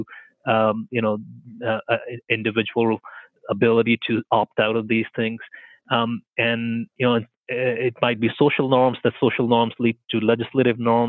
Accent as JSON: {"language": "English", "country": "India", "tie": "born or raised there", "moved": "as an adult", "lives_now": "Canada", "said": "I grew up in India"}